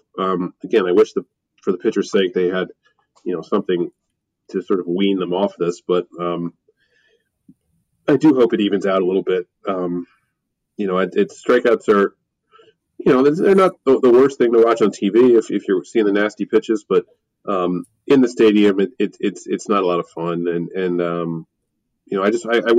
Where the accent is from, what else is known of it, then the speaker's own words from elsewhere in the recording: Philadelphia, Pennsylvania, United States; I have to summon my inner Philadelphian and just complain, because I love my hometown